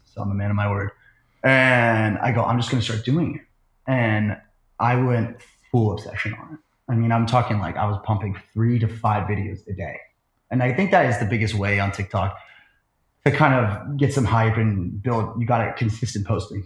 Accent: Phoenix, Arizona, United States; moved away as an adult; also born or lived in Scottsdale, Arizona; now in Manhattan Beach, United States; I'm from uh, Phoenix, Arizona, and then lived in Scottsdale for a long time

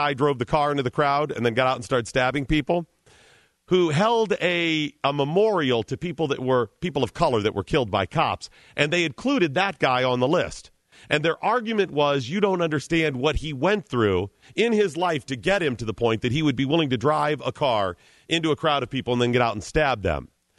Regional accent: Cleveland, Ohio, United States; Yeah, I'm from Cleveland. Right. I'm from Cleveland.

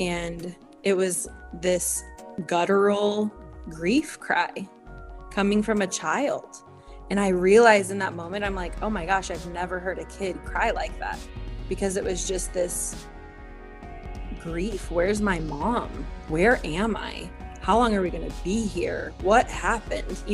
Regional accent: Kansas City, United States; I grew up in Kansas City

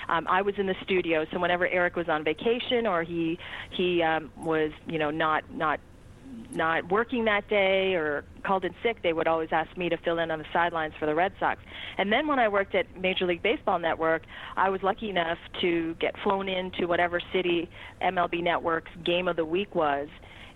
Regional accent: Toronto, Ontario, Canada; also born or lived in Boston; having been a Boston transplant for 4.5 years and having watched the 92-93 World Series teams in my hometown of Toronto, and not growing up in New England

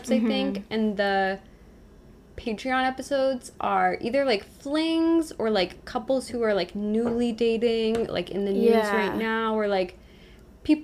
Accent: Massachusetts, United States; We're also from Massachusetts

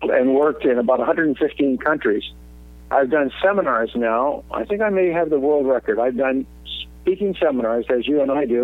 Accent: California, United States; also born or lived in Canada; I was born in Canada in 1944, but my parents immigrated to California in 1952. And so my formative years were in the United States.

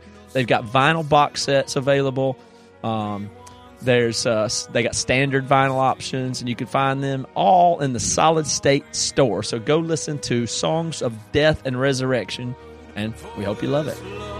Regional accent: the South, United States; from where we grew up in the South, a lot of those were always blurred together.

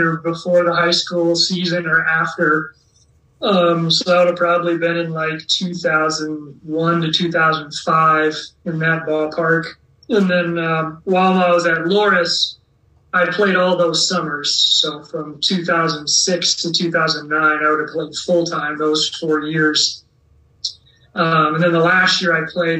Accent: Dyersville, Iowa, United States; I had pride in wearing the Whitehawks uni because I was from Dyersville

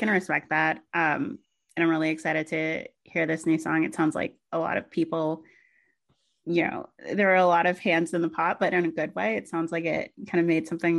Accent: the South, United States; I'm from the South.

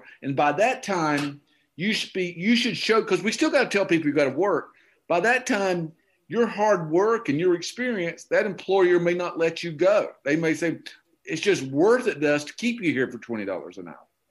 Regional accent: Okefenokee Swamp, Georgia, United States; moved away; I grew up in the Okefenokee Swamp and I grew up in redneck heaven

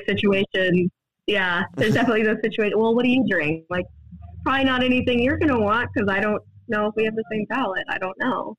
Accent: Des Moines, Iowa, United States; now in Cedar Falls, United States; originally from Des Moines. Uh, I I, I, grew up in Des Moines and moved to Cedar Falls, Iowa for college

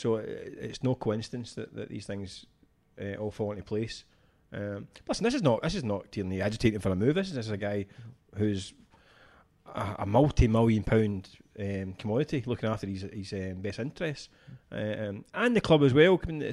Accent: Scotland, United Kingdom; as a Scottish football fan

